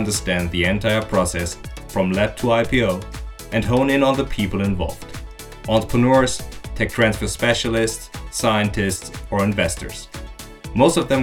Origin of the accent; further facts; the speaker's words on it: Aachen, North Rhine-Westphalia, Germany; I come from Aachen